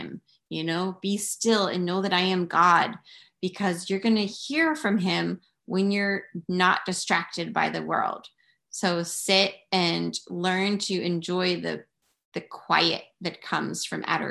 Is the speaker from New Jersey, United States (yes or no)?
no; Philadelphia, Pennsylvania, United States; moved away as an adult; now in Pennsylvania, United States; I grew up outside Philly